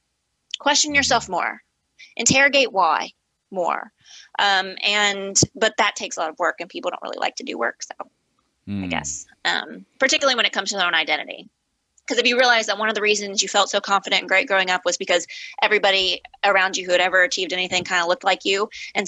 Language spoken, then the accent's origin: English; Midwest, United States; like I'm a Midwesterner, like that has a meaning that people identify with what it means.